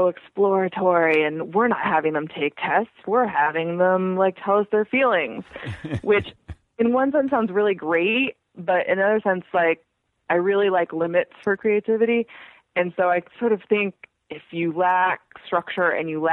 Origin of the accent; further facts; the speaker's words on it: Irvine, California, United States; I'm from Irvine, California, which, for your non-California listeners, is a planned community about an hour south of Los Angeles